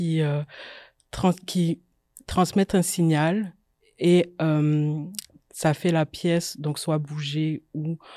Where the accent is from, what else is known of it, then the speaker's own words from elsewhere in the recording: Guadeloupe; moved away as an adult; also born or lived in France; J'ai grandi en Guadeloupe, donc j'ai fait le lycée scientifique là-bas. Ensuite, je suis partie en France pour commencer mes études